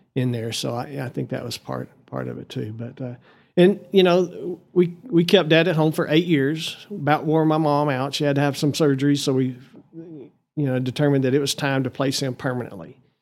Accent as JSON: {"language": "English", "town": "Amarillo", "region": "Texas", "country": "United States", "tie": "born or raised there", "also_born_or_lived": "Lubbock, Texas / Canyon, Texas"}